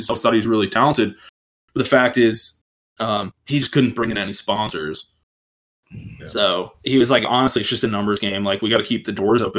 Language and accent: English; Texas, United States; also born or lived in Goldsboro, North Carolina; I grew up in Texas. That's why I don't talk like